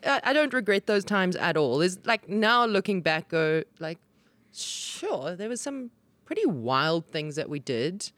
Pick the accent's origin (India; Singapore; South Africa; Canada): South Africa; Johannesburg, Gauteng; I grew up in the South and I went to school in the North.